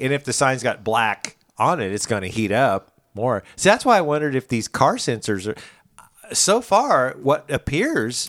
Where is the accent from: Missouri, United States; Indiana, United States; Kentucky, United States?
Missouri, United States; Springfield; I'm from Springfield